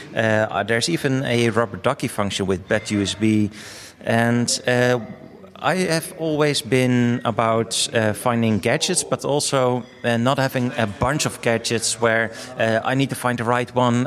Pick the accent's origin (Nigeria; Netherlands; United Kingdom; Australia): Netherlands; I'm from the Netherlands